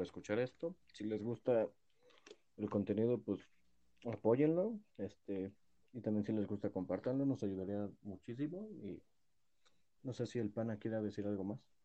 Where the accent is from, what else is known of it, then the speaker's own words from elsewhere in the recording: Mexico; soy mexicano